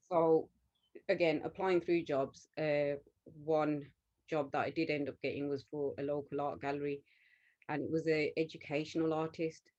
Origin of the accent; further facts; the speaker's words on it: Smethwick, West Midlands, United Kingdom; we grew up in Smethwick, which is a predominantly kind of Punjabi Sikh area